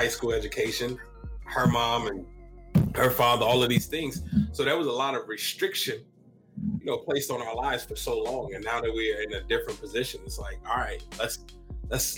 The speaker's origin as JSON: {"language": "English", "town": "Chicago", "region": "Illinois", "country": "United States", "tie": "born or raised there", "also_born_or_lived": "Ames, Iowa", "moved": "as an adult", "lives_now": "Des Moines, United States", "said": "I'm from Chicago, Illinois, born and raised there"}